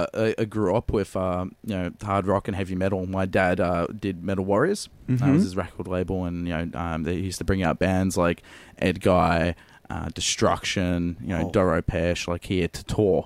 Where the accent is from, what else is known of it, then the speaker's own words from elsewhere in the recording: Melbourne, Victoria, Australia; also born or lived in Wisconsin / Central Coast; I keep getting called back to the western suburbs